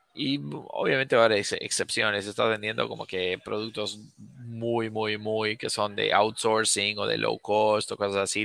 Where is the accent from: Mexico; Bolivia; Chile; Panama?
Bolivia; moved away; yo soy, yo nací, crecí en Bolivia